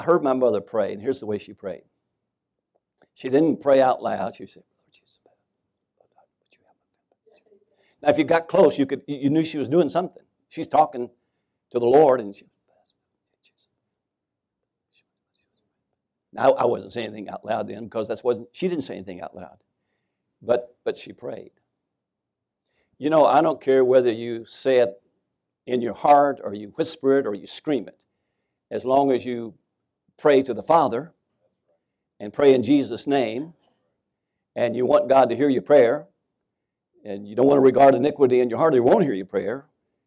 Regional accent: Winchester, Kentucky, United States; moved away as an adult; people were lined up in the Scobie Funeral Home in Winchester, Kentucky

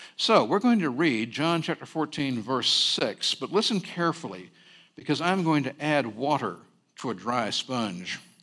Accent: Berkeley, California, United States; also born or lived in San Francisco, California; I did grow up on the campus of Cal Berkeley, but I was born in Chinatown, San Francisco

